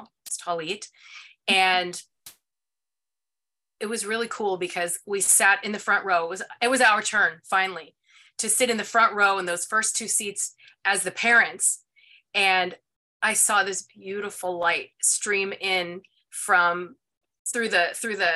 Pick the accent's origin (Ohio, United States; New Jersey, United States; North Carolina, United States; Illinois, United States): Ohio, United States; I'm from Ohio